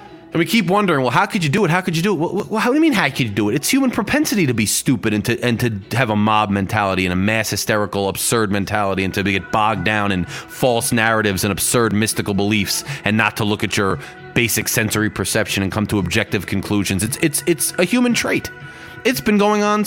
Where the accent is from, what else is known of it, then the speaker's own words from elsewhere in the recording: United States; growing up in America